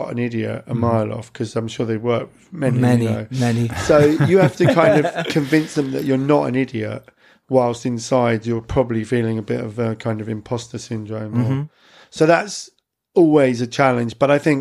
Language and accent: English; Clacton-on-Sea, East of England, United Kingdom; my hometown, which is Clacton-on-Sea